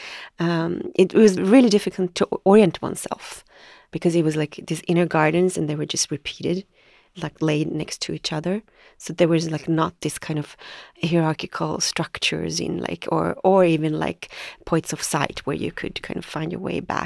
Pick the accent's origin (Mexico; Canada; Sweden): Sweden; Bromsten/Brandbergen, outside Stockholm, Stockholm County; I grew up in Brambergen, which is maybe half an hour outside of Stockholm.